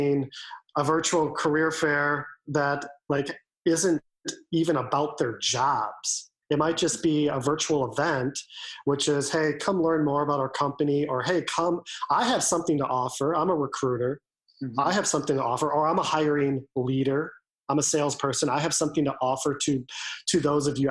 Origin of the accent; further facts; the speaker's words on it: Wisconsin, United States; now in Washington, D.C., United States; I'm originally from Wisconsin and love Wisconsin